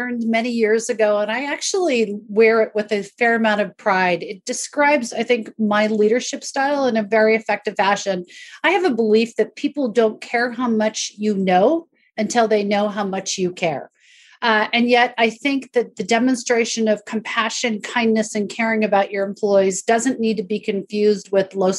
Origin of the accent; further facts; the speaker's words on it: an hour north of Seattle, Northwest U.S., Washington, United States; I grew up an hour north of Seattle. I grew up on a farm